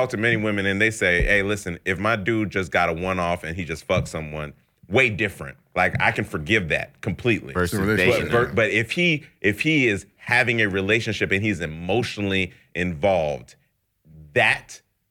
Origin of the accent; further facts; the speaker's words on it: Jamaica; We're brothers, so I'm Jamaican as well.